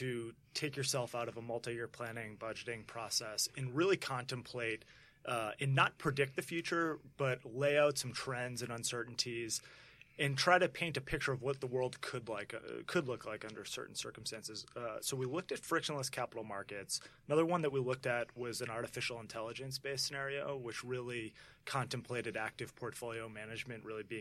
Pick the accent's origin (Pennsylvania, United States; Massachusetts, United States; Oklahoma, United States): Massachusetts, United States; Milton; also born or lived in New York; I was born and raised in Boston, a town called Milton outside of Boston